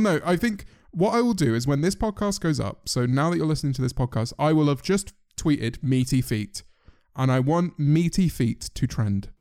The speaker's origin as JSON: {"language": "English", "country": "United Kingdom", "said": "we are all British"}